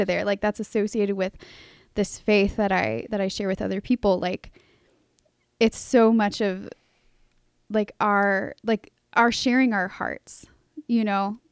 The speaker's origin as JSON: {"language": "English", "town": "Charlottesville", "region": "Virginia", "country": "United States", "tie": "born or raised there", "said": "growing up in Charlottesville, I was used to coming down to Saint Thomas."}